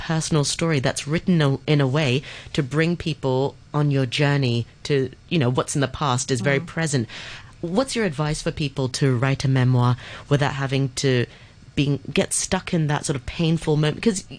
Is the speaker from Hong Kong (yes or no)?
yes; Hong Kong; growing up in Hong Kong, it makes me think, gosh, you know, that is the Hong Kong culture.